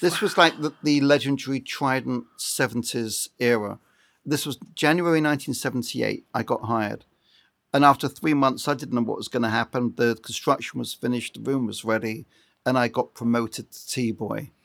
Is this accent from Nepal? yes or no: no; Brighton, South East England, United Kingdom; moved away as an adult; now in Los Angeles, United States; I come from Brighton on the south coast of England. I'm now an Ameri Brit, and I've been living in L A permanently for twenty-five years